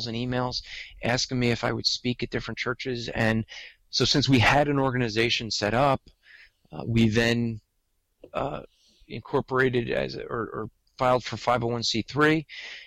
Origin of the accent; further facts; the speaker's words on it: New Jersey, United States; accent: New Jersey; I'm from New Jersey, as you said. I grew up in a Jewish household, have lived in New Jersey all my life